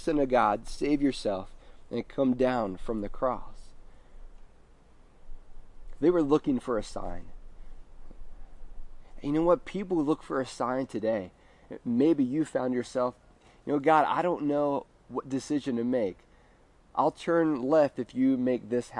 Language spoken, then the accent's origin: English; United States; we as American Christians are so focused on what we're going to wear to church on Easter